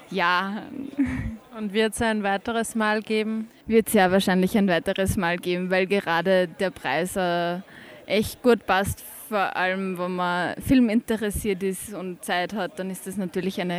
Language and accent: German; Upper Austria, Austria; ich komme aus der Nähe von Linz und bin beim Crossing Europe, weil ich immer Filme anschauen will.